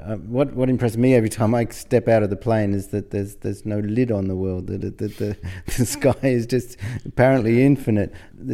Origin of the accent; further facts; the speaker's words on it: Australia; I think this is an important aspect of being Australian. I guess it's not true that we don't have our own pretensions, but it feels like this anyway.